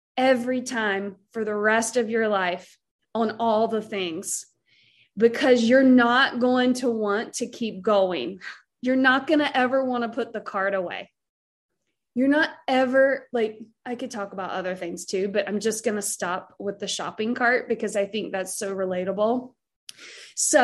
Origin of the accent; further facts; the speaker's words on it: Southern, United States; accent: Southern; my accent, like start talking about stuffing and mac and cheese, and I'm like all of a sudden Southern again.